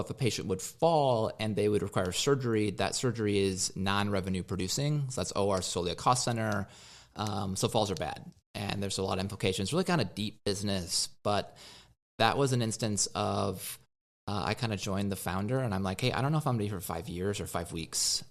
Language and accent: English; Nebraska, United States; moved away; I grew up in Nebraska.